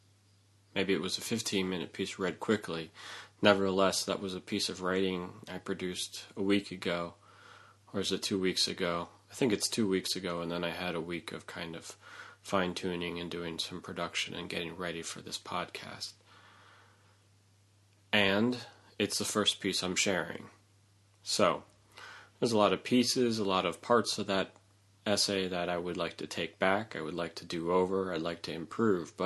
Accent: New York, United States; as a New Yorker

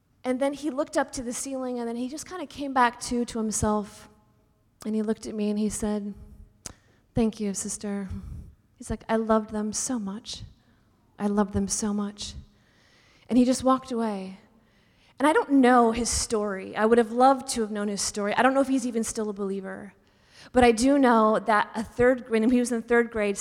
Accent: Pacific Northwest, United States; also born or lived in Seattle, Washington / Texas; I grew up in the Pacific Northwest

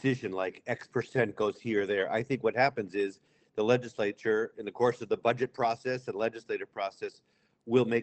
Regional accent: Amherst, Massachusetts, United States; I grew up in Amherst, went to the public schools there

